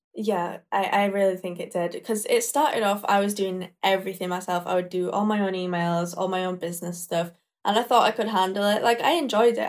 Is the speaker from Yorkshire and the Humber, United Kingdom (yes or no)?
yes; Leeds, Yorkshire and the Humber, United Kingdom; British, born and raised in Leeds, Yorkshire